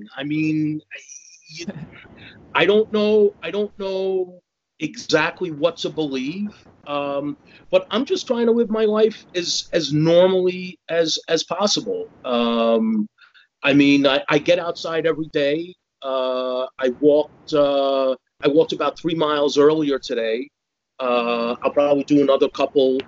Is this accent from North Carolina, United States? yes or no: no; Jersey City, New Jersey, United States; moved away as an adult; also born or lived in Bayonne, New Jersey / New York / France; now in Malaysia; Fourth generation Jersey City. My great grandfather came over from Italy and settled in Jersey City